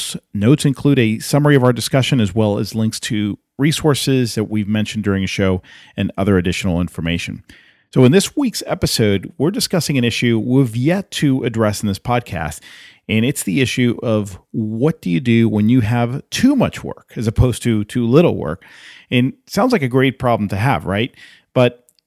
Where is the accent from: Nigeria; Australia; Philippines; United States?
United States; Atlanta, Georgia; here in my hometown of Atlanta.